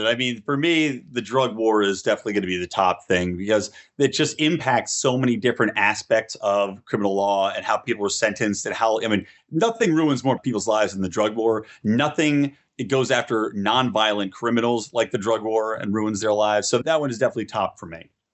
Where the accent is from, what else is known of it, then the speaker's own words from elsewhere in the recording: California, United States; in my home state of California